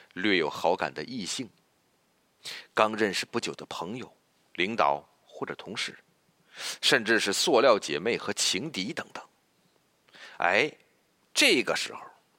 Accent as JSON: {"language": "Chinese", "country": "China", "said": "我们中国人呢，就愿呼朋喊友地聚在一起"}